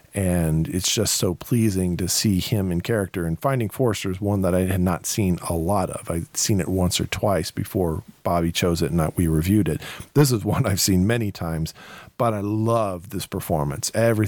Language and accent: English; Ireland; The fact that I call him Irish, and I'm Irish.